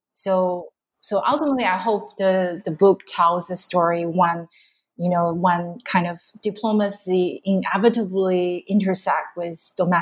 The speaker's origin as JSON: {"language": "English", "town": "Shenzhen", "region": "Guangdong", "country": "China", "tie": "born or raised there", "also_born_or_lived": "Harbin, China / Beijing, China / Tokyo, Japan / London, United Kingdom", "moved": "as an adult", "lives_now": "Singapore", "said": "I grew up in Shenzhen in a migrant family"}